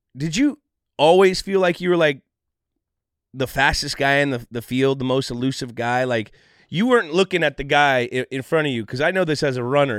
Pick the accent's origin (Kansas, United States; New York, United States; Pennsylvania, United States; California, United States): California, United States; the Bay Area; I grew up in the Bay